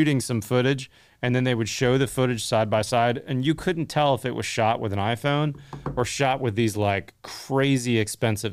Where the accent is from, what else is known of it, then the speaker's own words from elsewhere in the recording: Pittsburgh, Pennsylvania, United States; when I was a kid growing up in the 80s, the only people I knew in the industry, because my dad was in the steel industry growing up in Pittsburgh